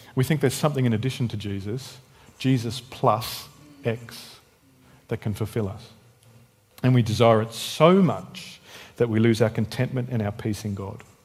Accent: Tasmania, Australia; moved away; also born or lived in Canberra; I was born in Tassie

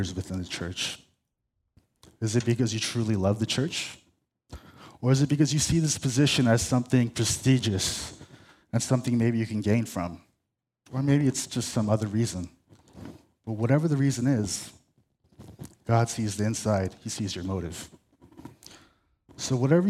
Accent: La Cañada Flintridge, California, United States; I'm from La Cañada.

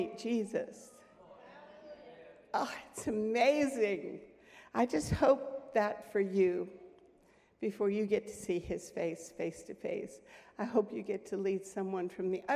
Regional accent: United States; I came from the United States

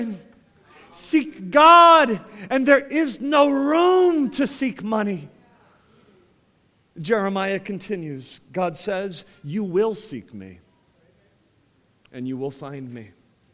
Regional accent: Ohio, United States; I grew up in Ohio, and we had an apple tree in our backyard

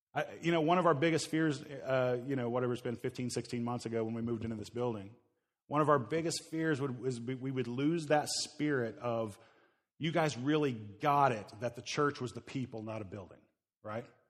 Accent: Midwest, Oklahoma area, United States; moved away; I grew up in the Midwest, uh, Oklahoma area

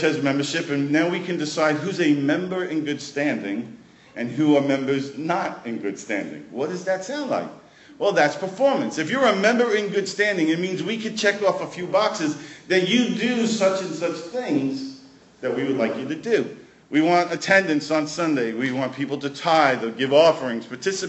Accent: New York City, New York, United States; now in Prince Edward Island, Canada; I grew up in Brooklyn

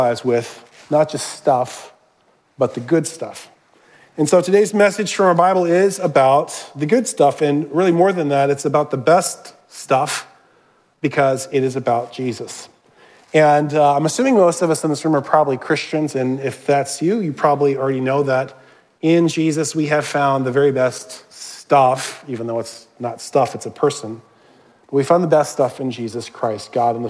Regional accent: Minnesota, United States; I was born in Minnesota. That's where my extended family is

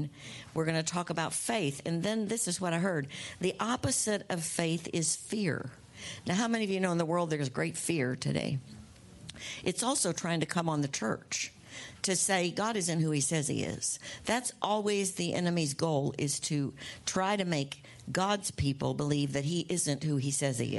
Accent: United States; when I was growing up in America. You know, that's where we live

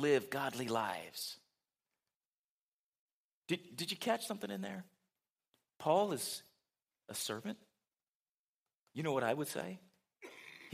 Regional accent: United States; most of us as Americans

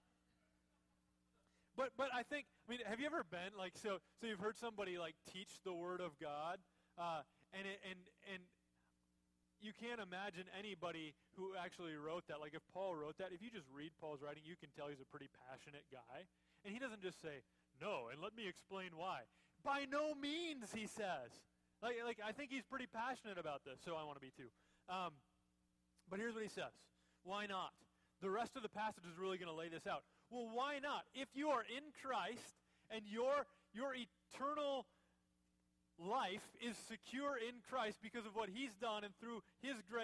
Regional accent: Minnesota, United States; moved away; When I was a little kid, I grew up in Minnesota

